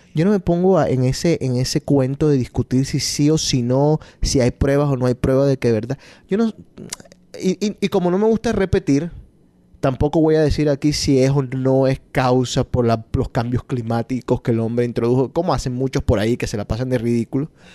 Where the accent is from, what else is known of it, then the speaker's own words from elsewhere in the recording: Colombia; yo sigo las emisoras y, y, las noticias de Colombia porque soy colombiano